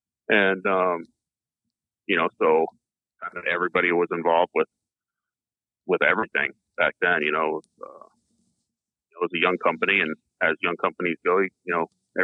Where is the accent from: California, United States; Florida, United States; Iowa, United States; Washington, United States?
Florida, United States; growing up in Florida, you didn't really worry about them then either.